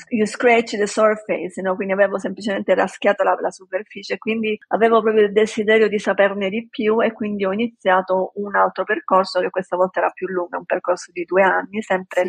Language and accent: Italian; Palermo, Sicily, Italy; moved away as an adult; also born or lived in Rome / Washington DC / San Diego; sono di Palermo